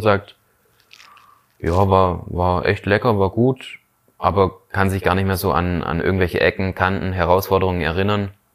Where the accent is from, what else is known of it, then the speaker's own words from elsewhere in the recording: Schorndorf, Baden-Württemberg, Germany; also born or lived in Lake Constance; bei uns in Schorndorf in einem evangelischen ähm, Jugendwerk geleistet